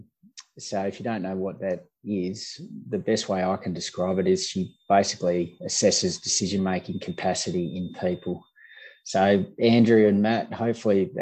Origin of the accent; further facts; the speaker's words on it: Lake King, Western Australia, Australia; I grew up in Lake King, Western Australia. So I'm a farm boy, mixed farming background there